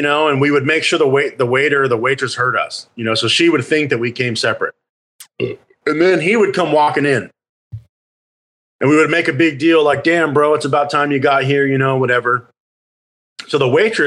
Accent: Phoenix, Arizona, United States; we grew up in Phoenix, which was the fifth largest metropolitan area at the time

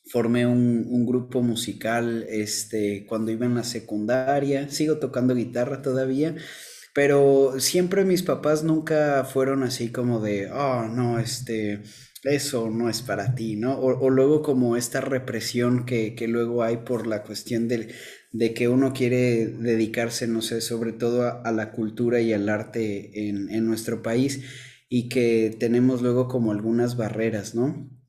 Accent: Mexico City, Mexico; now in Villahermosa, Mexico; Actualmente estoy viviendo en Villahermosa, Tabasco. Eh, soy de Ciudad de México, pero del 2000 al 2010 viví acá

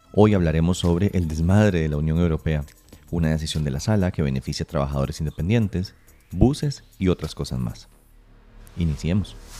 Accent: Costa Rica; como buenos costarricenses

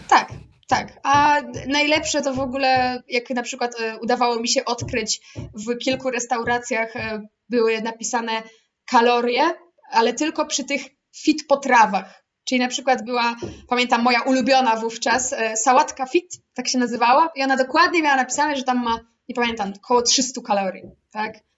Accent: Łódź, Łódź Voivodeship, Poland; ja pochodzę z Łodzi

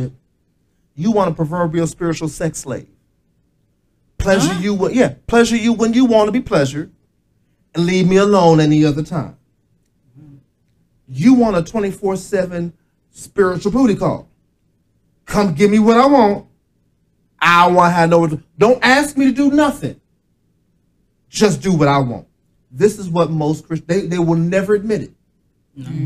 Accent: Aliquippa, Pennsylvania, United States; moved away; I will never live in ALIQUIPPA ever again

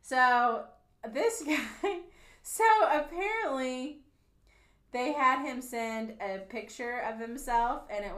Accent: Kansas City, Missouri, United States; now in Tulsa, United States; I'm from Kansas City, and so I still follow, like, Kansas City news and stuff because most of my friends and family are in Kansas City.

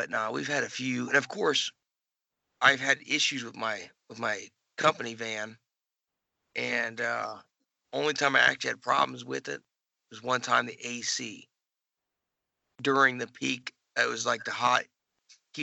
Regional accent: United States; growing up in the States

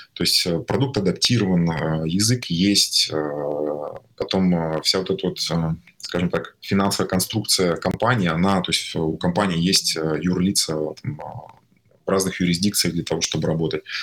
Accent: Tatarstan, Russia; also born or lived in Kazan; я родился в Татарстане, в э, маленьком городе, там 60 тысяч населения, 300 километров от Казани. Вот. До 17 лет я жил там, и потом переехал в Казань

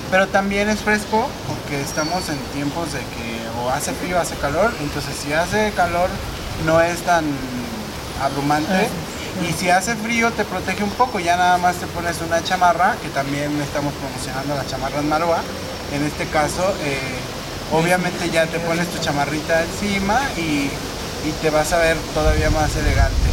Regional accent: Mexico; Nosotros como mexicanos debemos de apoyarnos y comprar nuestros productos porque realmente México es grande.

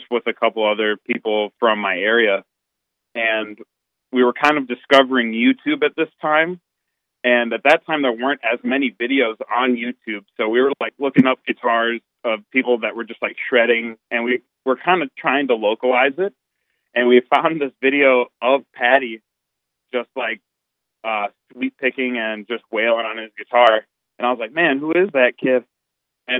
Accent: Minneapolis, Minnesota, United States; We all kind of are from the Metro Minneapolis Twin Cities area

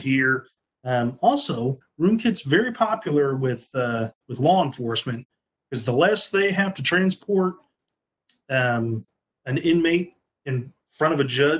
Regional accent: Evansville, Indiana, United States; I'm from the Evansville area. I grew up here.

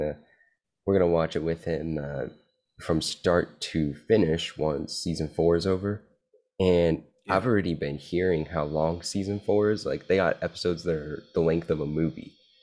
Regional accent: California, United States; I'm from California

